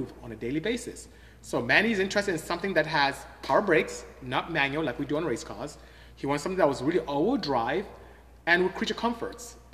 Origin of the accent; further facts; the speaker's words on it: Imo, Nigeria; first language Igbo; English is a second language; moved away as an adult; now in United States; I'm from Imo State. Came here to the United States to go to school, ended up staying